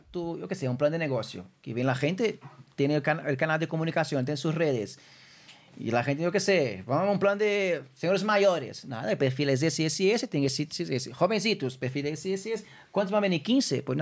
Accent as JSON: {"language": "Spanish", "region": "Minas Gerais", "country": "Brazil", "second_language": "Spanish", "moved": "yes", "lives_now": "Madrid, Spain", "said": "mi tierra, de Minas Gerais."}